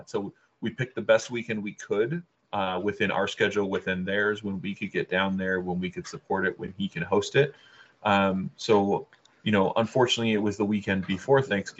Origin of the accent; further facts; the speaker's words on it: Canada; we're Canadian